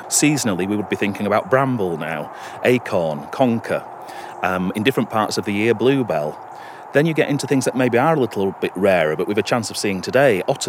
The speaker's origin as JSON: {"language": "English", "area": "Brontë Country", "region": "Yorkshire and the Humber", "country": "United Kingdom", "tie": "born or raised there", "moved": "as an adult", "lives_now": "Cumbria, United Kingdom", "said": "I work for Cumbria Wildlife Trust. I originally grew up in Bronte Country in Yorkshire, and I moved to Cumbria to take a job on with the Wildlife Trust. I've been there for 10 years now."}